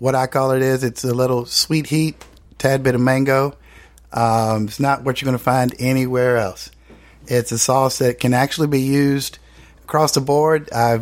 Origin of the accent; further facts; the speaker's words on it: North Carolina, United States; I'm from North Carolina